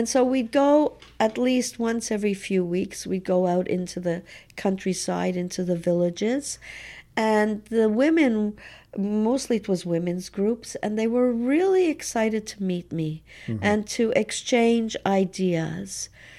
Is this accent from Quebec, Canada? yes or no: yes; Montreal, Quebec, Canada; It was, you know, it was just part of being in Montreal, being a Canadian.